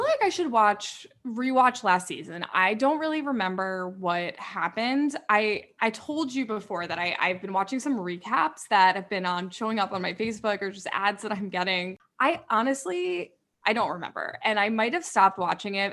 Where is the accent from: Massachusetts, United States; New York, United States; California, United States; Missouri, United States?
New York, United States; I'm from New York, like I don't get a lot of that small town